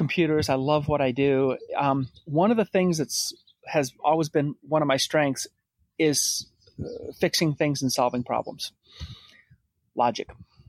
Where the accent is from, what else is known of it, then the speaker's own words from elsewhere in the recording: Rhode Island, United States; moved away; I'm originally from Rhode Island, so I grew up just south of Boston. So I'm an East Coaster